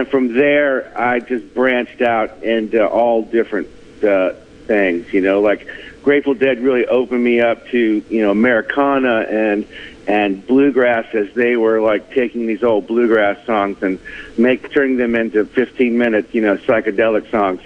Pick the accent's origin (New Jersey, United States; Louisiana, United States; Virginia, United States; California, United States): Virginia, United States; Fredericksburg; I grew up in Fredericksburg, Virginia, born and raised, moved away and traveled for a couple years and moved back here in 2000